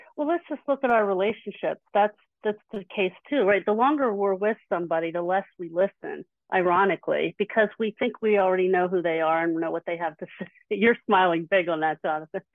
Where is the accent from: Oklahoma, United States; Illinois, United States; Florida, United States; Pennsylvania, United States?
Pennsylvania, United States; Philadelphia; I'm from the Philly area